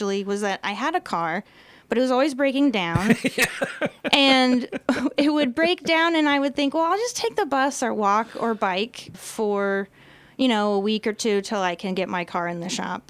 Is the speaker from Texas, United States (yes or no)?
yes; Austin, Texas, United States; moved away; I'm from Austin, born and raised there.